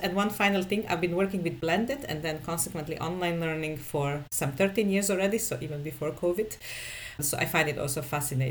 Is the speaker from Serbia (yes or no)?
yes; Serbia; I come from Serbia. And I actually always lived in Serbia.